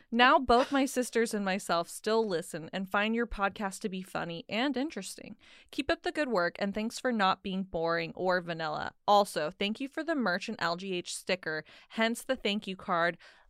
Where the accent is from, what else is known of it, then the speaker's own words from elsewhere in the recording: New Mexico, United States; now in Flagstaff, United States; I am from New Mexico, but I currently live in Flagstaff, Arizona.